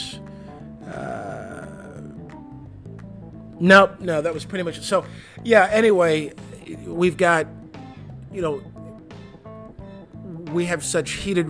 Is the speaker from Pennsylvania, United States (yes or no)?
no; Michigan, United States; my home state of Michigan